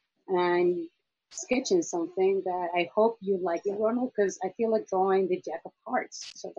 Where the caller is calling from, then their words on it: Chile; I am right now at home in Chile.